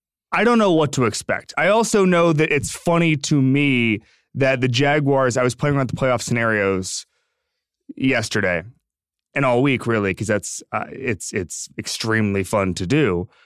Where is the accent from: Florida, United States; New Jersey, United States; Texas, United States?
Florida, United States; I'm from Florida.